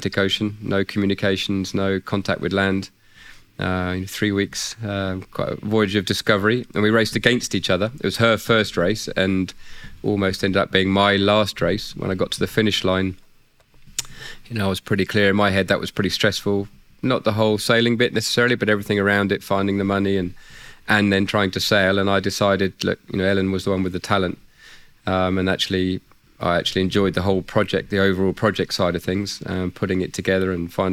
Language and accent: English; Isle of Wight, South East England, United Kingdom; I grew up on the Isle of Wight in England.